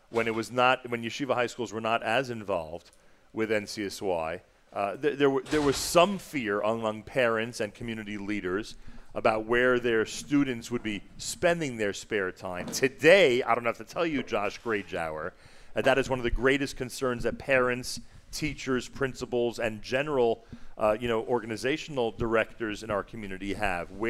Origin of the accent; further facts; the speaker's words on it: New York City, New York, United States; I'm from New York City. Nice, very nice. New York meeting Manhattan. Yeah, Manhattan.